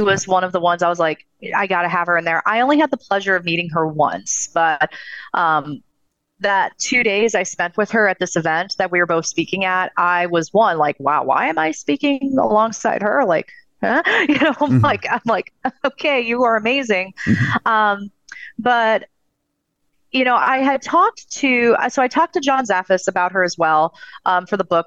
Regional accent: Southern California, United States; I'm originally from Southern California

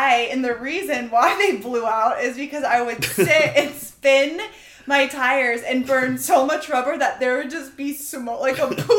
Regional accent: Florida, United States; But can we remind you, we're from Florida. Like, yeah. This was all new to us. I had never driven in snow in my entire life.

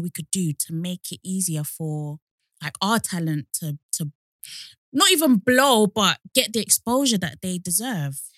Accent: London, United Kingdom; now in Essex, United Kingdom; I'm from Essex

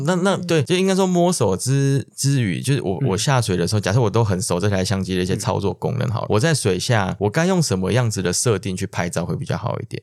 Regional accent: Taiwan; 我们台湾这边

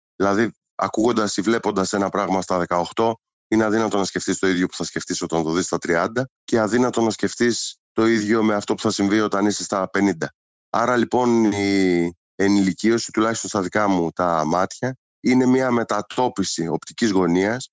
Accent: Aigio, Western Greece, Greece; η καταγωγή μου είναι από το Αίγιο

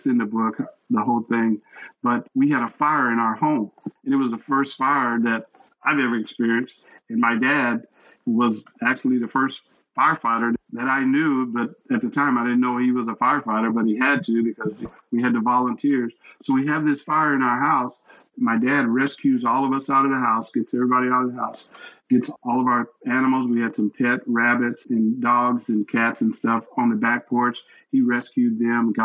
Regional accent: Texas, United States; I was born and raised in Texas

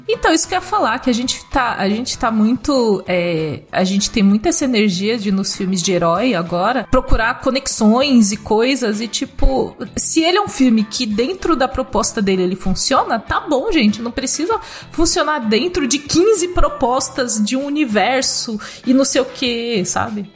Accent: Brazil; como brasileiro, que fala português, não fala espanhol

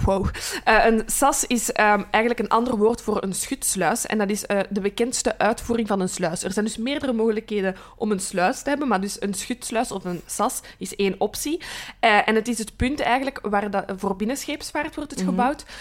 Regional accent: Brussels, Brussels-Capital Region, Belgium; accent: Brussels; mijn Brusselse tongval. En ik ben hier geboren en getogen, maar mijn route ligt rond Kachtem

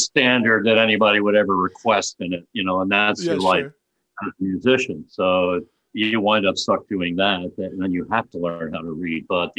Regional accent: Upper Darby, Pennsylvania, United States; outside of Philadelphia, a western suburb called Upper Darby.

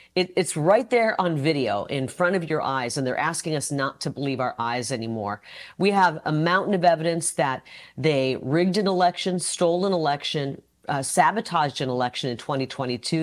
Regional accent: Iowa, United States; moved away; I'm from Iowa. I'm the youngest of nine

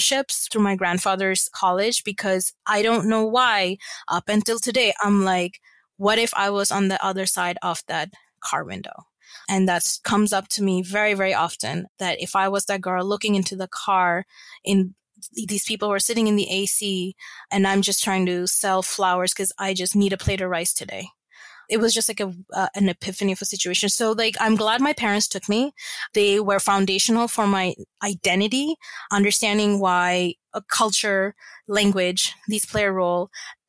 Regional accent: Abu Dhabi, United Arab Emirates; And I grew up in Abu Dhabi from like middle school, what's considered now middle school, to high school.

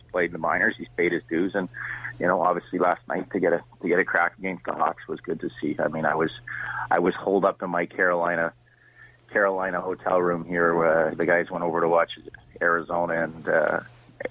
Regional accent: Toronto, Ontario, Canada; I grew up in Toronto

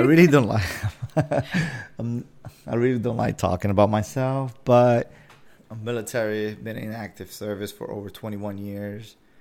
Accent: Dominican Republic; moved away; I'm from the Dominican Republic

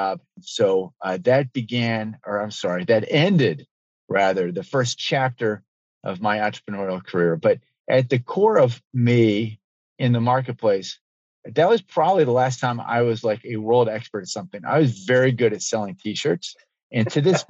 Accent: Baltimore, Maryland, United States; moved away as an adult; also born or lived in Durham, North Carolina; I grew up in Baltimore, Maryland

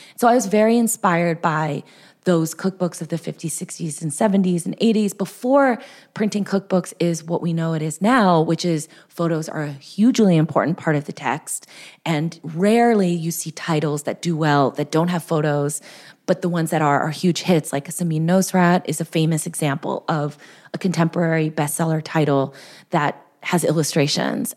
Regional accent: Southern California, United States; I'm from Southern California

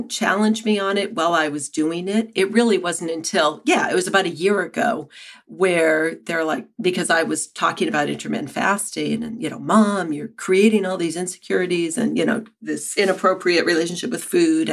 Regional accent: New Hampshire, United States; moved away as an adult; also born or lived in San Francisco; now in Keene, United States; I grew up in New Hampshire, and after college, I went to San Francisco

